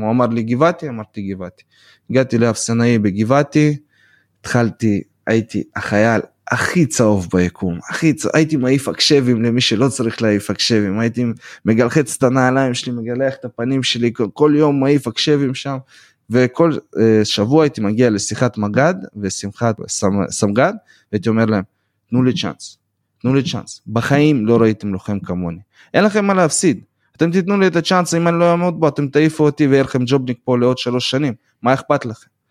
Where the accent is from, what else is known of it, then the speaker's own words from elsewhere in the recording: Beersheba, Southern District, Israel; Hebrew is a second language; also born or lived in Volgograd, Russia; now in United States; נולדתי ב-92 בוולגגרד מה שיותר אנשים מכירים בתור סטלינגרד ועליתי בגיל 6 לבאר שבע